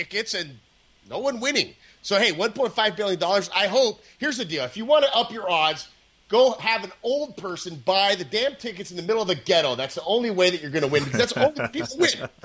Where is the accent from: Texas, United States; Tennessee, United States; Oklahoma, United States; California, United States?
California, United States; Orange County; also born or lived in San Diego; I'm from Orange County originally